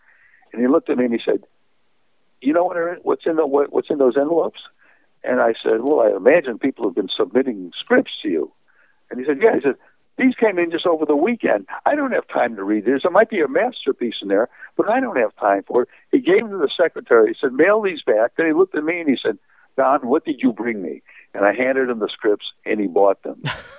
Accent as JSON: {"language": "English", "region": "California", "country": "United States", "said": "I told him I was a writer from California."}